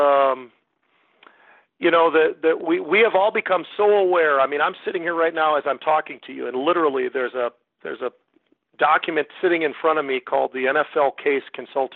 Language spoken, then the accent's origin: English; Bay Area, California, United States; also born or lived in Minneapolis, Minnesota / Chicago / Connecticut / Tampa; now in Minnesota, United States; born and raised in the Bay Area, California